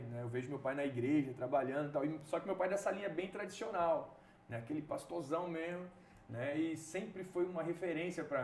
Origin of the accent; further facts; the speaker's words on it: Rio de Janeiro, Brazil; now in Petrolina, Brazil; Nós somos pastores aqui em Petrolina, né? eu vim do Rio de Janeiro, estou pastoreando aqui em Petrolina